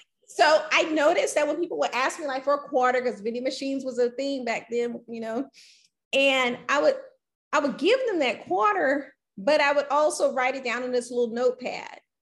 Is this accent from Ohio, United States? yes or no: no; Louisiana, United States; moved away as an adult; now in Houston, United States; I grew up in Louisiana. Mm-hmm and I moved here to Houston